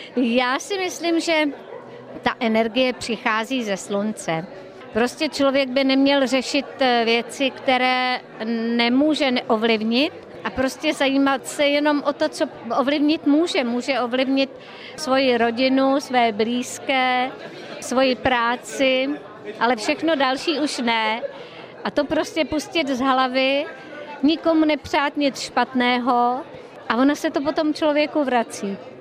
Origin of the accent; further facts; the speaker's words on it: Česká Skalice, Hradec Králové Region, Czechia; now in Prague, Czechia; Já jsem totiž z východních Čech a já jsem z kraje Boženy Němcové a Alojzy Ráska